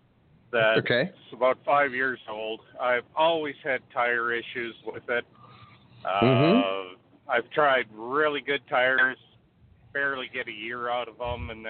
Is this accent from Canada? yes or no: yes; British Columbia, Canada; I'm from 250, and I'm in 403 right now.